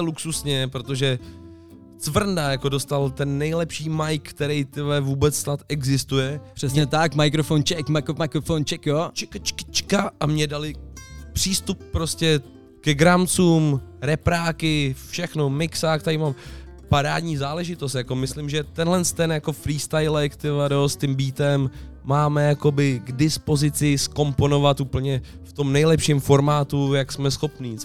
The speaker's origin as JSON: {"language": "Czech", "town": "Roudnice nad Labem", "region": "Ústí nad Labem Region", "country": "Czechia", "said": "my jsme burani z Roudnice"}